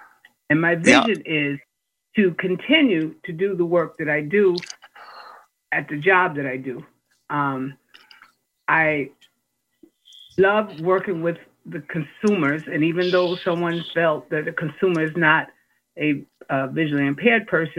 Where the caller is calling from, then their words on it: Massachusetts, United States; And I'm calling from Massachusetts